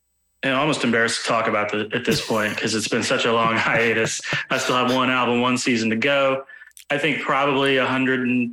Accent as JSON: {"language": "English", "town": "Nashville", "region": "Tennessee", "country": "United States", "said": "I'm from the Nashville, Tennessee area"}